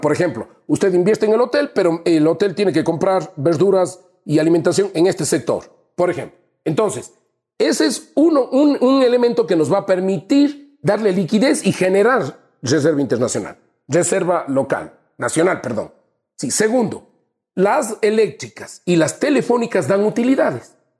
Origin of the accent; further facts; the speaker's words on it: Azuay, Ecuador; mi tierra, te digo Azuay